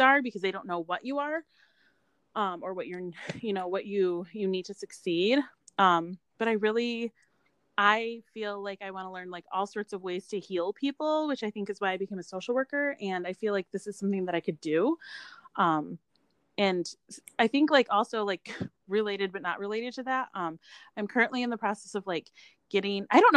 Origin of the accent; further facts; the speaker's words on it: United States; also born or lived in Michigan; I identify as Micronesian American because I was born and raised in America.